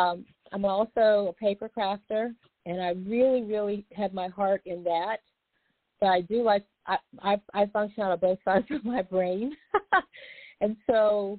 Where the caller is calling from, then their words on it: Boynton Beach, Florida, United States; I'm calling from Boynton Beach, Florida.